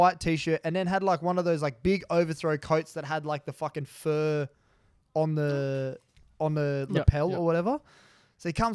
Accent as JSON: {"language": "English", "region": "New South Wales", "country": "Australia", "tie": "born or raised there", "said": "I was born in New South Wales, I go for New South Wales."}